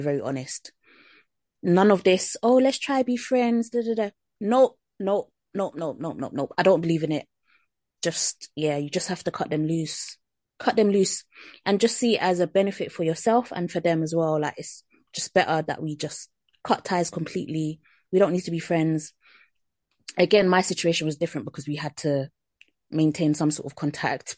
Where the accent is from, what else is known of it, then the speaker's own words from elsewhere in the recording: Jamaica; as a Jamaican